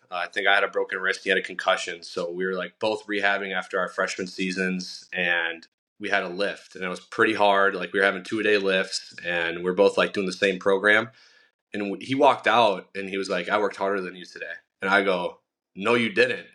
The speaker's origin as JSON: {"language": "English", "town": "Milwaukee", "region": "Wisconsin", "country": "United States", "tie": "born or raised there", "said": "I was born and raised in Milwaukee"}